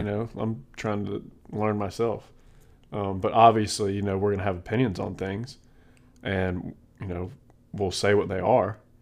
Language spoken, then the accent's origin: English; South Carolina, United States; I'm born and raised in South Carolina